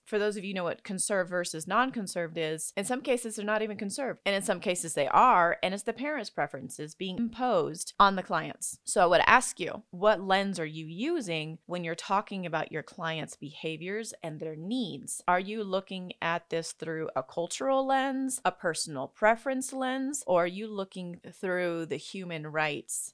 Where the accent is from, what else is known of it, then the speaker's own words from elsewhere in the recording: Senegal; now in United States; I grew up in Senegal, West Africa.